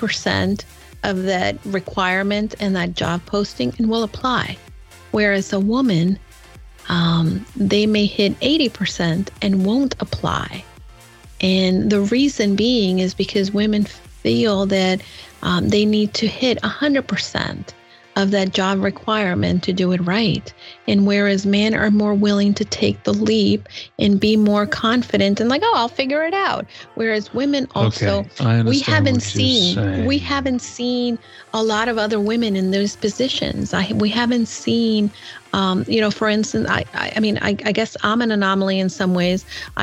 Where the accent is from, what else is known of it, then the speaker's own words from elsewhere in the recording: New York City, New York, United States; I'm a New Yorker. He's a New Yorker. We love the Yankees.